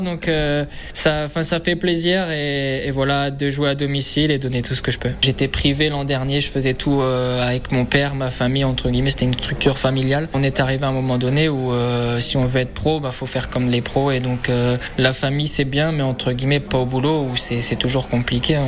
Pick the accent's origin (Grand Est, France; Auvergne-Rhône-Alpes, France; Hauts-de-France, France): Hauts-de-France, France; Cambrai; now in Le Touquet, France; Je suis local, hein, je, suis, je suis né à Cambrai